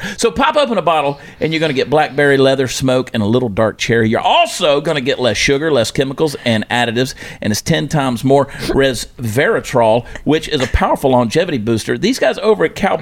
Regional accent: Georgia, United States; moved away as an adult; now in Texas, United States; I was from Georgia

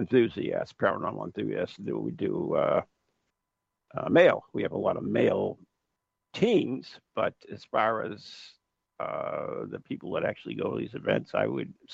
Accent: United States; I'm just an American

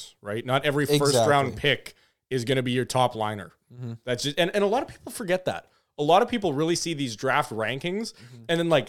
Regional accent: Canada; Yeah, just as a Canadian.

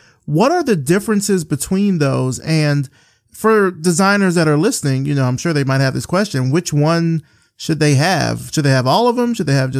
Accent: Selma, Alabama, United States; you and I are both from Alabama. You're from Mobile. I'm from Selma.

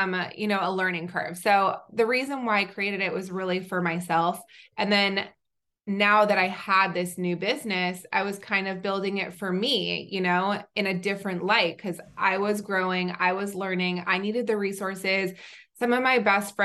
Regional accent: Southern California, United States; also born or lived in Israel / North Carolina; I am originally from Israel. I grew up mostly in Southern California

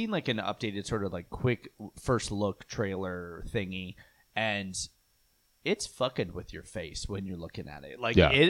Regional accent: Florida, United States; I grew up in Florida.

